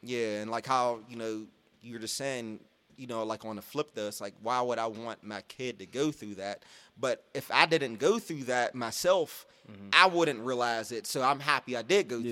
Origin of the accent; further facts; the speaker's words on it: Pittsburgh, Pennsylvania, United States; I grew up in Garfield